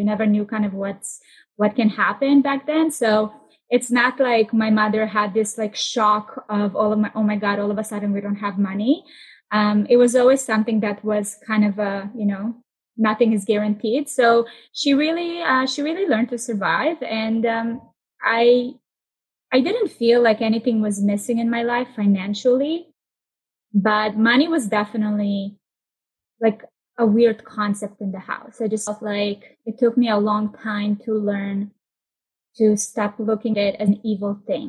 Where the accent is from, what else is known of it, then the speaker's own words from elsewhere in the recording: Israel; So I grew up in Israel. We moved to Tel Aviv, and we just started moving around every year.